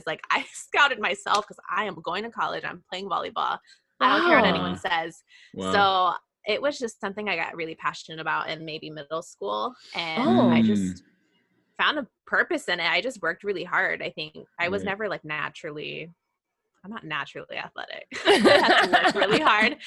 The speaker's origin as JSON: {"language": "English", "town": "Mililani", "region": "Hawaii", "country": "United States", "tie": "born or raised there", "also_born_or_lived": "California", "said": "we grew up in Mililani"}